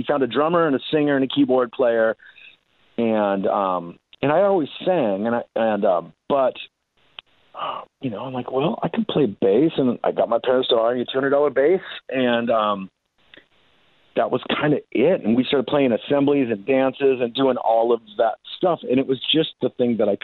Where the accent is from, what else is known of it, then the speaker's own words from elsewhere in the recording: Puyallup, Washington, United States; also born or lived in Seattle; I grew up in Puyallup, which is, I know it's kind of a hard word to say. It's about an hour south, that's where I'm at now.